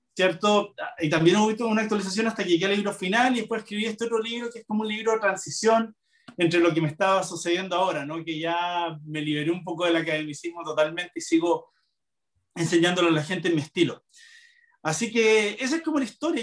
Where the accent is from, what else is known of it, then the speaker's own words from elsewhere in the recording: Chile; como buen chileno